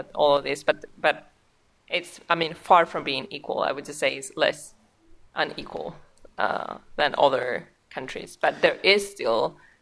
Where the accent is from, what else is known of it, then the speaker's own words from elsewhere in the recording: Spain; English is a second language; now in Norway; we're both from Spain